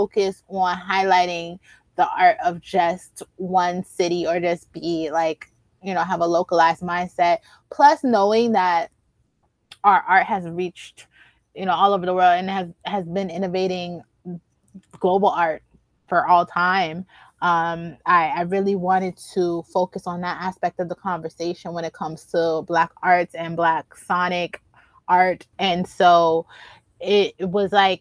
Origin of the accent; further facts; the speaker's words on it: Baltimore, Maryland, United States; moved away; also born or lived in Miami / Philadelphia / New York City; I was born in Baltimore